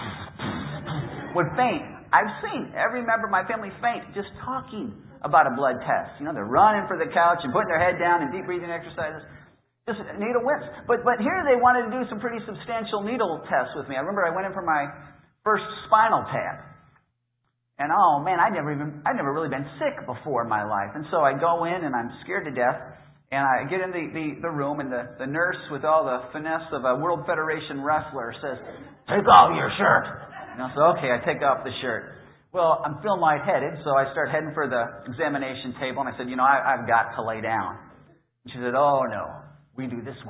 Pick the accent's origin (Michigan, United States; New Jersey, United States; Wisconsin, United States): Wisconsin, United States; Appleton; I'm from Appleton, which is about 30 miles south of Green Bay